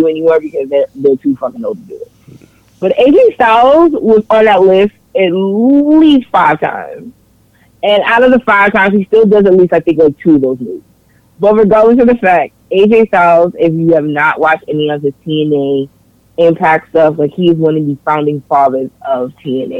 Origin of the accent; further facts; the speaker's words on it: New York City, New York, United States; I'm from New York. I grew up in Harlem